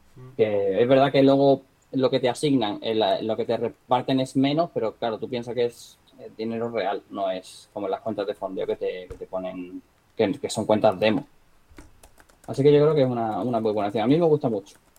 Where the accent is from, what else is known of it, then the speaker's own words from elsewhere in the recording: Marbella, Andalusia, Spain; moved away; de donde yo soy, de Marbella, de Marbella, Málaga